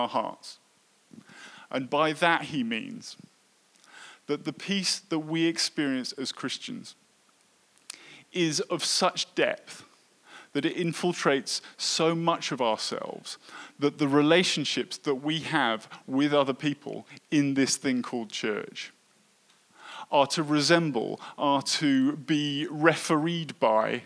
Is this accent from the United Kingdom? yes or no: yes; United Kingdom; I was brought up in Britain